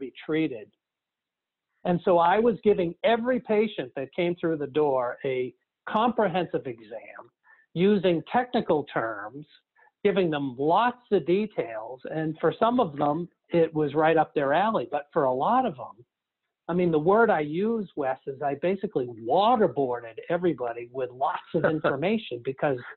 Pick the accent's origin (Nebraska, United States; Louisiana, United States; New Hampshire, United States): New Hampshire, United States; Nashua; also born or lived in Wolfeboro, New Hampshire; my hometown dentist back in Nashville, New Hampshire.